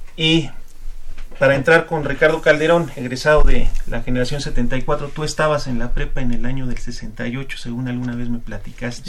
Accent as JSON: {"language": "Spanish", "country": "Mexico", "said": "nosotros como mexicanos"}